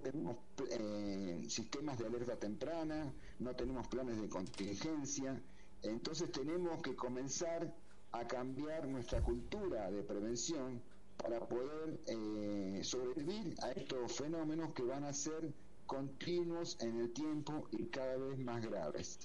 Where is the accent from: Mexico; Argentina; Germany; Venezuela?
Argentina; moved away as an adult; en el año 91 salí de Argentina